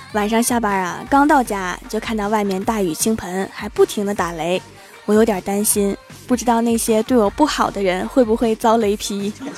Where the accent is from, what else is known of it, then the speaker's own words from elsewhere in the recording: Northeast China, China; 作为一个东北人